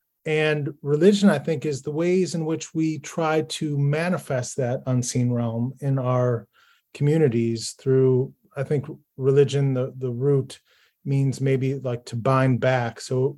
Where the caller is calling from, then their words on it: Buffalo, New York, United States; I am dialing in from Buffalo, New York